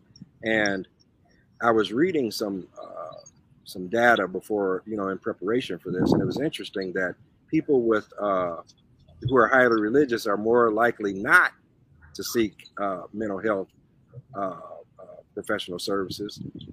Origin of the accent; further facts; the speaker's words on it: South Bend, Indiana, United States; moved away as an adult; now in South Florida, United States; I'm from South Bend, so I'm close to Chicago and Detroit